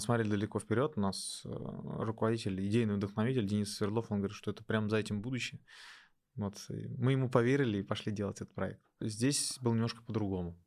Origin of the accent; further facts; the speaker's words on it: Neftekamsk, Bashkortostan, Russia; moved away as an adult; also born or lived in Ufa; now in Innopolis, Russia; Я в Нефтекамске э, практически все детство провел